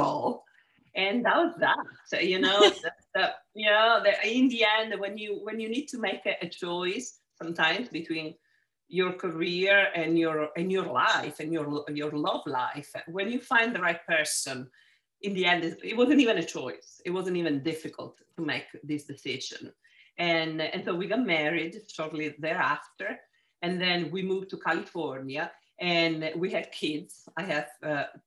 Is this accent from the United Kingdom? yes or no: no; Palermo, Sicily, Italy; accent: Italian; English is a second language; moved away as an adult; also born or lived in Genoa, Italy; now in United States; I was born and raised in Sicily, in Palermo